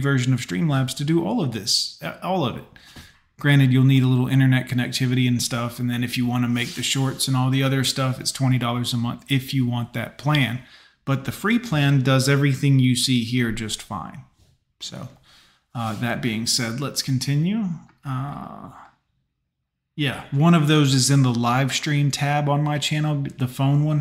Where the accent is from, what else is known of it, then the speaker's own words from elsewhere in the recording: Fort Lauderdale, Florida, United States; I grew up in Fort Lauderdale in the 90s